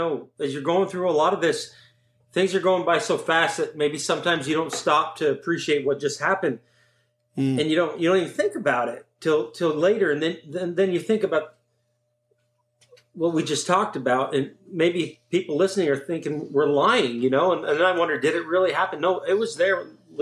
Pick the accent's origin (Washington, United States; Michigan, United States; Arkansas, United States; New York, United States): New York, United States; We said, New York.